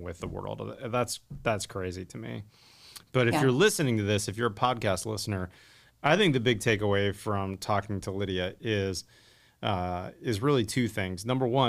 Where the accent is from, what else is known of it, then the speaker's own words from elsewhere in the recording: Pittsburgh, Pennsylvania, United States; when I was a kid growing up in the 80s, the only people I knew in the industry, because my dad was in the steel industry growing up in Pittsburgh